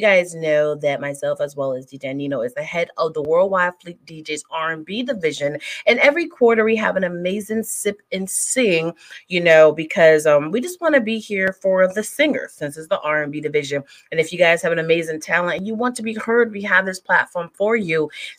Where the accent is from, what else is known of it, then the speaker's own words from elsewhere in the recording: Bel Air, Maryland, United States; I'm from Bel Air. Okay. I love Cali. I'll come in. No, Maryland.